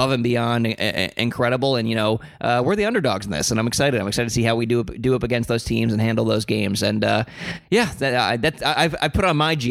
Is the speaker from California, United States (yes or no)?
no; South Florida, United States; also born or lived in New York; spending a lot of my formative years in South Florida, you know, I grew up, you know, an hour plus away from the nearest ice rink